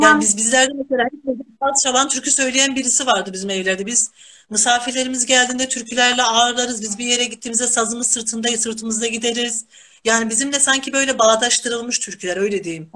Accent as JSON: {"language": "Turkish", "region": "Kahramanmaraş", "country": "Turkey", "tie": "born or raised there", "moved": "yes", "lives_now": "Denizli, Turkey", "said": "Tabii ki Denizli benim memleketim değil. Ben Kahramanmaraşlıyım."}